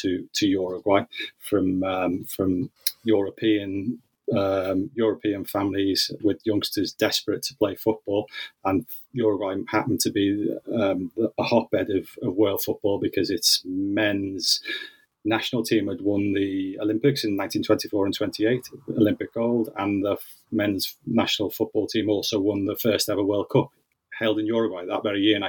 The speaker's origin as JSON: {"language": "English", "town": "Liverpool", "region": "North West England", "country": "United Kingdom", "tie": "born or raised there", "said": "my childhood growing up in Liverpool and in the northwest of England."}